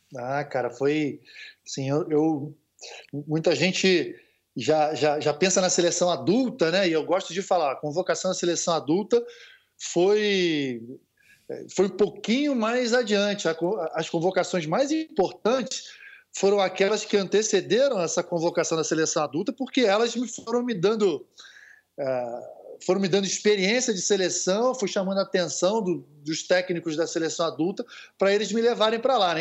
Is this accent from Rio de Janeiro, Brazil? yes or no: yes; Rio de Janeiro, Brazil; eu sou de Copacabana, né, Rio de Janeiro, é, sou, sou ali do posto 4, Constante Ramos